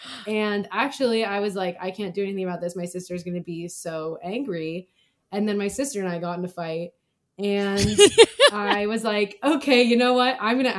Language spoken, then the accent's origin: English; Kauai, Hawaii, United States; moved away; we're both from Kauai.